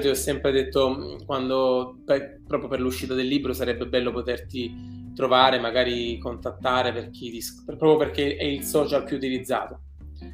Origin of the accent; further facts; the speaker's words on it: Southern Italy, Italy; moved away as an adult; da buon, da buon terrone